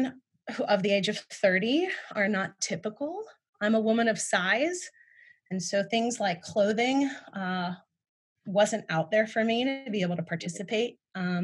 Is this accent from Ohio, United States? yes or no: yes; Ohio, United States; I grew up in Ohio